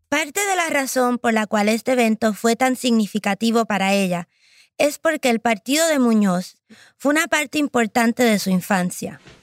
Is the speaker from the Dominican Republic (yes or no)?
no; Puerto Rico; Como muchos boricuas, tengo una relación súper estrecha con mi abuela. Básicamente, ella ayudó a criarme